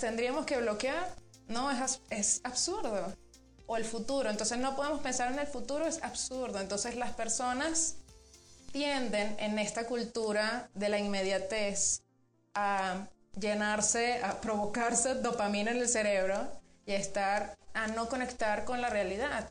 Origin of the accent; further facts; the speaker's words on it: Venezuela; moved away as an adult; now in Mexico; yo soy venezolana. Sí. Em, tengo muchos años aquí en México, en Venezuela hice la, licenciatura y llegué aquí a, tu país, mi país también, en el 2012